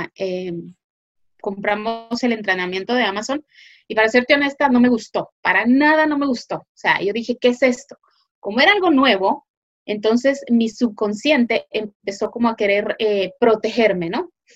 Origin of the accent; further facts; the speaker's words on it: Guatemala; moved away as an adult; now in United States; yo eh, originalmente soy de Guatemala, eh, pero ahora vivo en Estados Unidos. Vine aquí hace ya más de 20 años